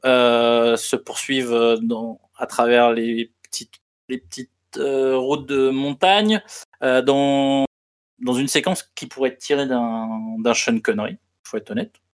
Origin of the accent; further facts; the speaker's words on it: France; on est en France et qu'on est français